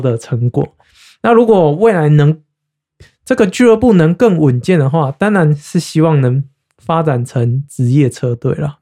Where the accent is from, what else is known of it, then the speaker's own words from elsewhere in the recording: Taiwan; moved away; 我是台湾人